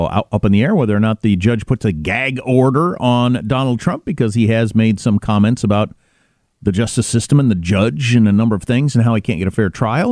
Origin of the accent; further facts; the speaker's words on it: United States; I come from a part of America settled by people from that part of Europe